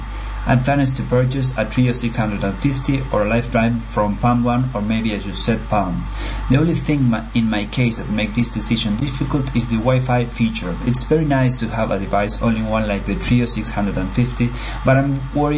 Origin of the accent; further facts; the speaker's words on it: Uruguay; I am from Uruguay. That is in South America between Argentina and Brazil.